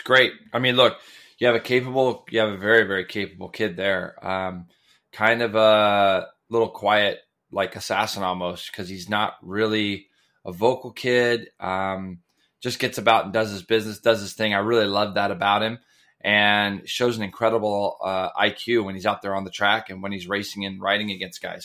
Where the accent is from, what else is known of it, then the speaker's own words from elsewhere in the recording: Goleta, California, United States; now in Ventura, United States; growing up in Goleta and up by Santa Barbara